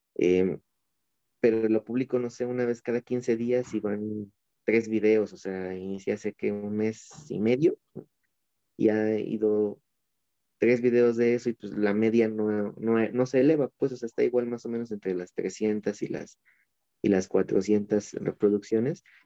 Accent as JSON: {"language": "Spanish", "country": "Mexico", "said": "nuestro título de México, ¿no? De aquí de, del, del país"}